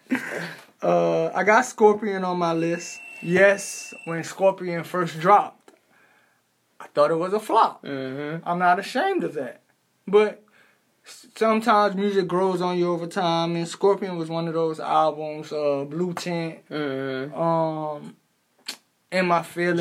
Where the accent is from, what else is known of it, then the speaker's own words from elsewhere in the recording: New York, United States; I'm from New York